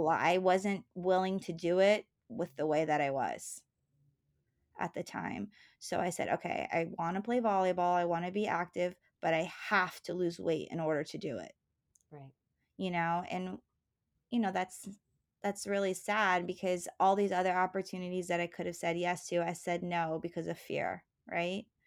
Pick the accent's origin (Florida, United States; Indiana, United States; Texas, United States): Florida, United States; Palm Bay; also born or lived in New Jersey / New York; I grew up in Palm Bay, Florida